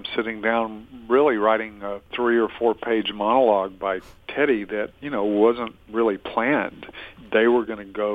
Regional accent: Adel, Georgia, United States; I grew up in Adel, Georgia

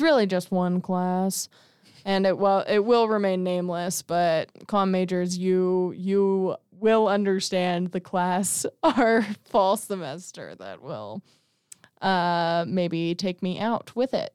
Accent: Las Vegas, Nevada, United States; moved away; I'm from Vegas

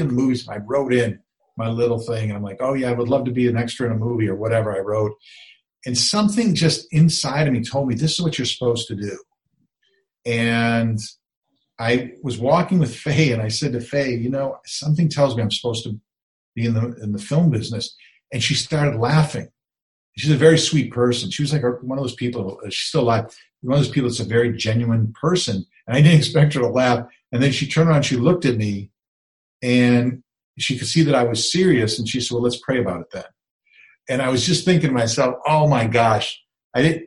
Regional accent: Wisconsin, United States; moved away; I grew up in Wisconsin

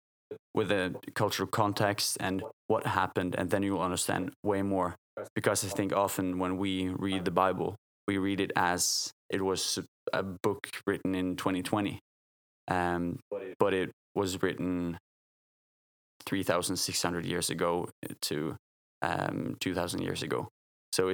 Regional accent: Bergen, Vestland, Norway; I come from Bergen, from a Christian family, grew up Christian and still Christian

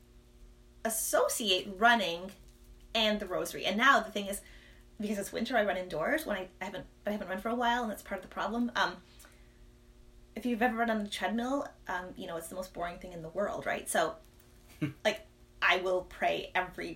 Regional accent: Toronto, Ontario, Canada; I'm from the Toronto area.

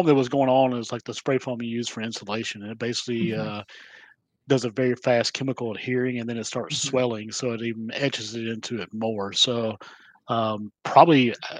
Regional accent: Georgia, United States; I'm from Georgia and I speak real slow

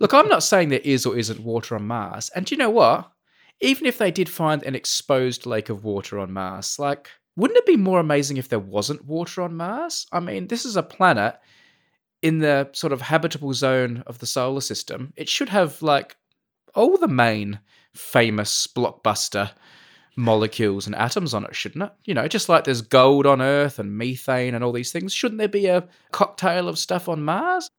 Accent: Adelaide, South Australia, Australia; moved away; I come from Adelaide

